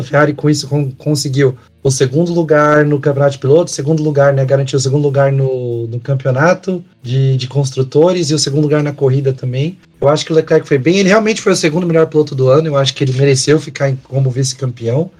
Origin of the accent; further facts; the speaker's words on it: Brazil; a gente é brasileiro